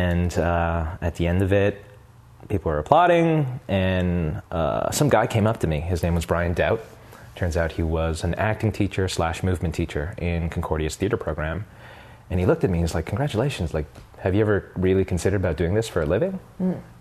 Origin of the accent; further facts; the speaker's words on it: Montreal, Quebec, Canada; I'm originally from Montreal, mm-hmm. so I went to Dawson